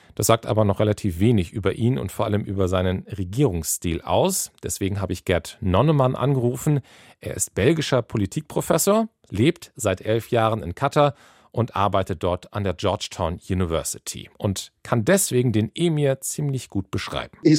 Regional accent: Schleswig-Holstein, Germany; das wäre in Schleswig-Holstein passiert. Da bin ich aufgewachsen

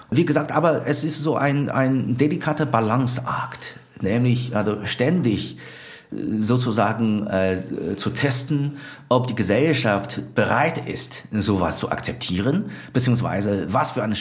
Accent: China; Wieso kenne ich als Chinese in China dieses System nicht?

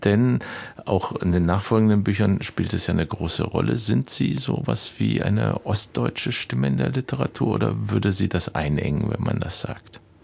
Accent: West Germany, Germany; ich als Westdeutsche

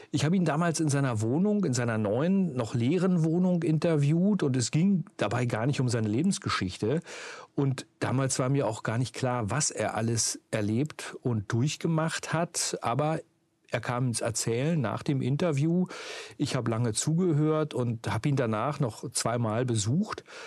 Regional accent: Uelzen, Lower Saxony, Germany; ich bin ja groß geworden in Uelzen, im sogenannten Zonenrandgebiet.

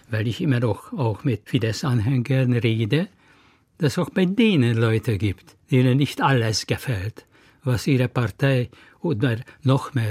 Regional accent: Hungary; now in Berlin, Germany; Ich, ich, und ich bin Ungar.

